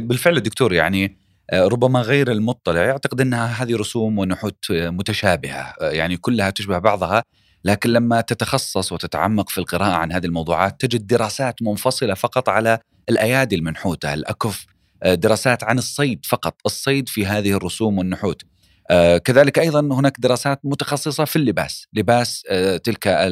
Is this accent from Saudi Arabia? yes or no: yes; Saudi Arabia; أنا كمواطن سعودي